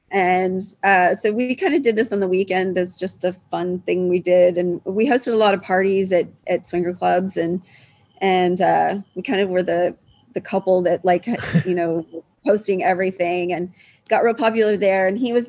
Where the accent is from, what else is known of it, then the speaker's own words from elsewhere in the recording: Houston, Texas, United States; Yeah, I still live in Houston. I live like 3 miles from where I grew up.